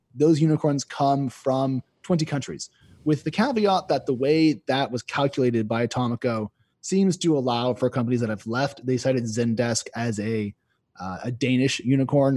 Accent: United States; as an American

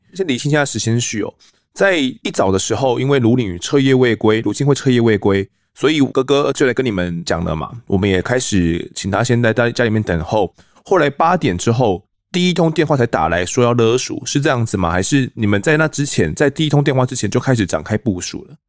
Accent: Kaohsiung, Taiwan; 我的故乡高雄哦，其实我也是高雄人

